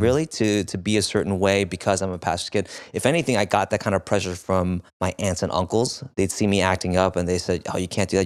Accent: New York, United States; I was born in New York, in Flushing

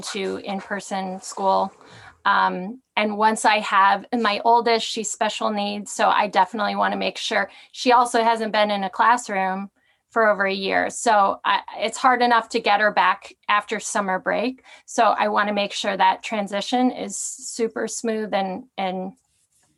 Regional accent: Midwest, United States; moved away; I grew up in the Midwest

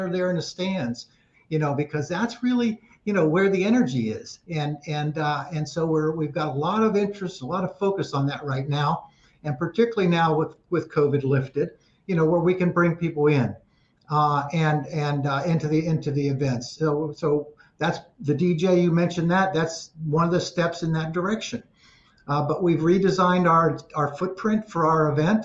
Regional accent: Ohio, United States; moved away as an adult; also born or lived in California; I was actually born and raised in Ohio, but ended up in California after graduating from college and then moved here in the 80s

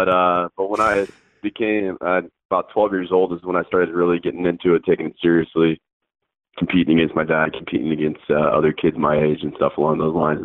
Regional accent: Michigan, United States; growing up in Michigan

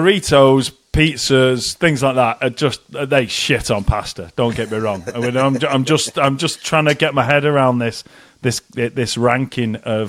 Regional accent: Malaysia; I'm Malaysian, I love rice and I love soy sauce

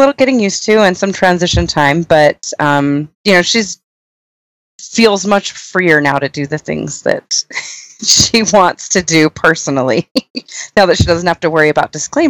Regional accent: California, United States; now in Utah, United States; I'm from California, but I've been here long enough and married a native

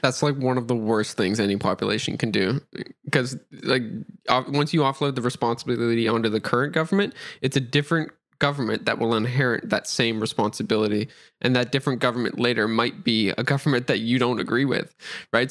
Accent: Nova Scotia, Canada; I'm from Nova Scotia, Canada

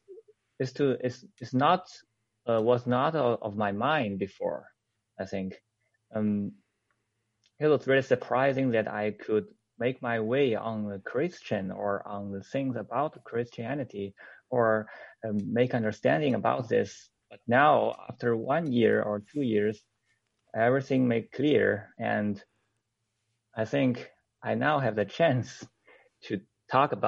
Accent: China; I am a son of a communist official in my hometown

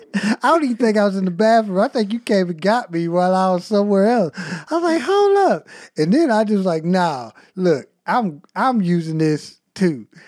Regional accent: United States; accent: country; my country accent

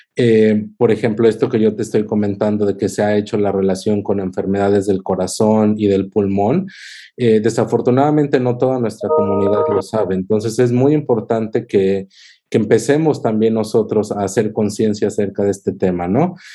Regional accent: Cuernavaca, Morelos, Mexico; moved away as an adult; also born or lived in Kansas City, United States / New Jersey, United States; now in Rochester, United States; en Cuernavaca, que es de donde yo soy

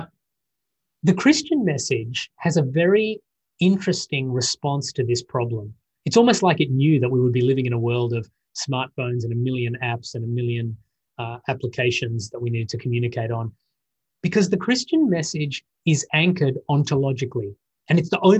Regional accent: Australia; I'm an Australian.

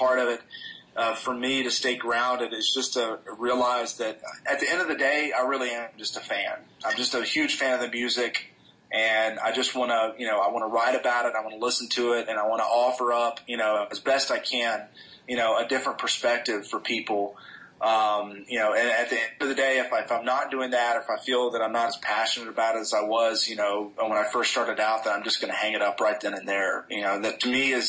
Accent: Birmingham, Alabama, United States; I'm from Birmingham, Alabama

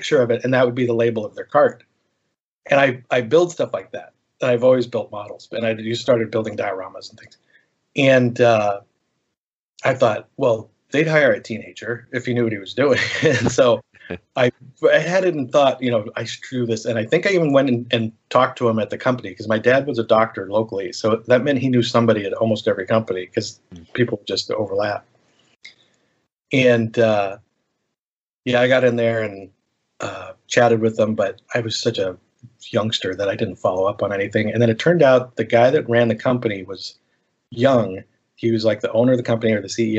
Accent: Silicon Valley, California, United States; now in Hawaii, United States; I grew up in Silicon Valley

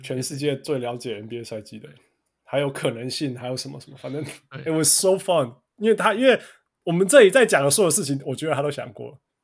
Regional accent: Kaohsiung, Taiwan; accent: southern Taiwanese accent, mixed; also born or lived in Tainan; 因为我是高雄人

